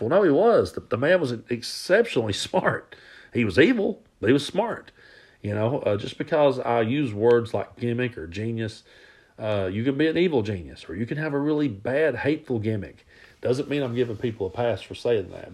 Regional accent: Southeast Kentucky, United States; now in East Tennessee, United States; I grew up in Southeast Kentucky and I live in East Tennessee now

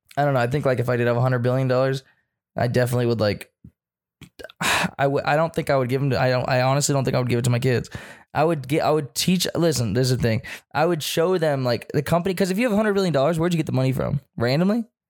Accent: United States; I'm an American too

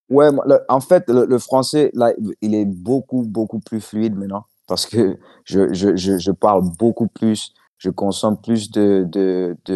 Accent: New York, United States; also born or lived in Washington; J'ai grandi en Amérique, à Washington, à New York, à Brooklyn, je suis allé partout.

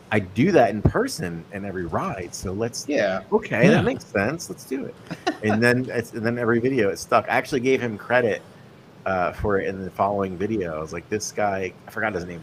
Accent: Connecticut, United States; moved away; also born or lived in New Haven, Connecticut; I grew up in Connecticut

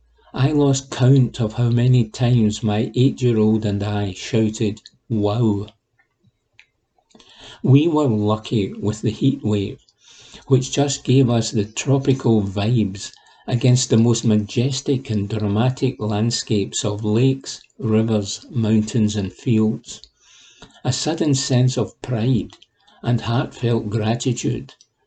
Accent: Glasgow, Scotland, United Kingdom; It is embarrassing to admit, as someone who has been born and brought up in Glasgow, that I have never really travelled around Scotland much.

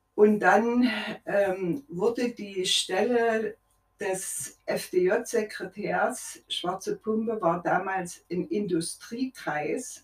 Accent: Leipzig, Saxony, Germany; Ich bin in Leipzig geboren, mitten im Krieg

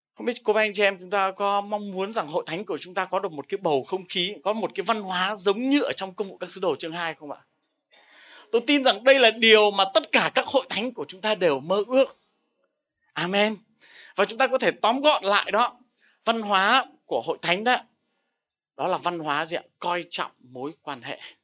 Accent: Vietnam; mình là người Việt Nam

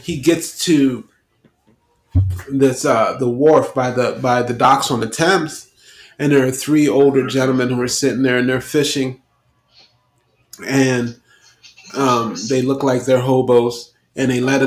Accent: New York City, New York, United States; I'm from New York City

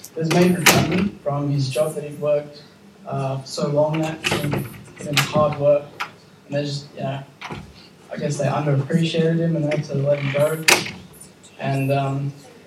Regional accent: Campbelltown, New South Wales, Australia; moved away as an adult; also born or lived in Buxton; now in Thirlmere, Australia; I come originally from Campbelltown area, and now just recently Thelmere area

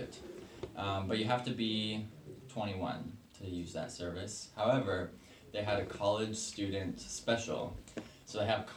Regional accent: Beaverton, Oregon, United States; I'm actually not from Portland. I'm from Beaverton

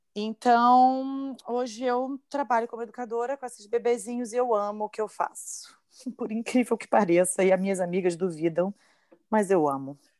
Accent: Rio de Janeiro, Brazil; moved away; Carioca da Gema, sou do Rio de Janeiro. Mais precisamente, sou da Tijuca

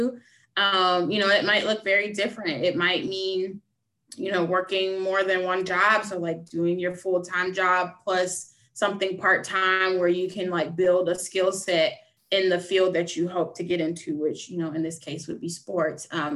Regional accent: the South, United States; growing up in the South

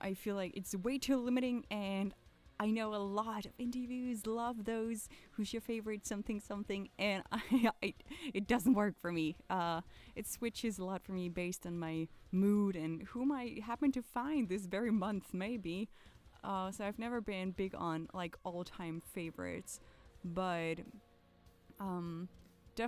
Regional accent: an hour north of Copenhagen, Capital Region of Denmark, Denmark; now in Copenhagen, Denmark; So it's like an hour north of Copenhagen, pretty much suburbs in the middle of the woods. There's a small city of just 1500 people where I was born and raised

